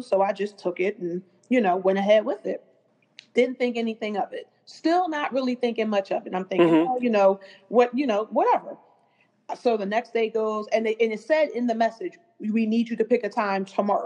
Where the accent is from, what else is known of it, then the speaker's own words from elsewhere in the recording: Philadelphia, Pennsylvania, United States; I was originally from West Philadelphia